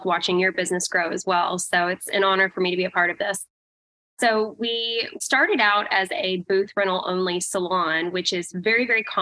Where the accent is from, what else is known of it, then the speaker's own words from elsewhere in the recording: Vancouver, Washington, United States; also born or lived in Portland, Oregon; I grew up in the Pacific Northwest, Portland, Oregon, Vancouver, Washington is actually where I grew up.